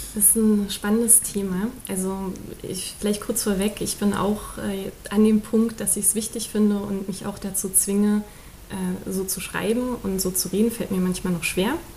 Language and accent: German; Berlin, Germany; also born or lived in Neukölln, Berlin; Also die ersten sechs Jahre in Neukölln und dann die restliche Zeit in Köpenick